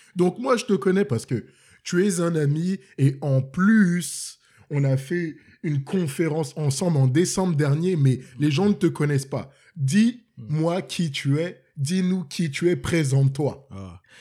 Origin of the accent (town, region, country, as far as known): Cameroon; born or raised there; now in Montreal, Canada